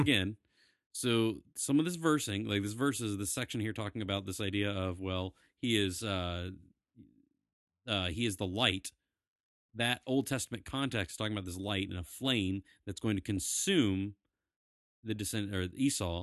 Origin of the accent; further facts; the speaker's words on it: the South, United States; we are from the South